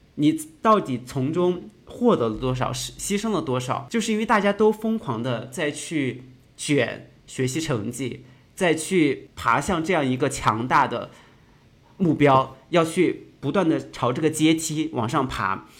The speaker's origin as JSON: {"language": "Chinese", "country": "China", "tie": "born or raised there", "moved": "as an adult", "lives_now": "France", "said": "作为一个土生土长的中国人"}